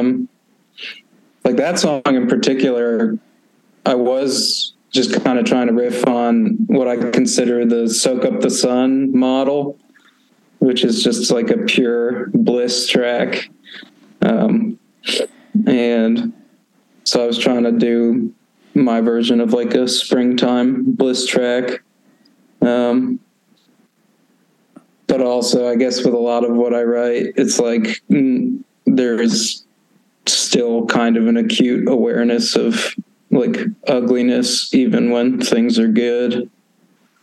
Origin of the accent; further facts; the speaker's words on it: Maine, United States; I grew up in Maine, but we ended up moving to a town I basically spent no time in.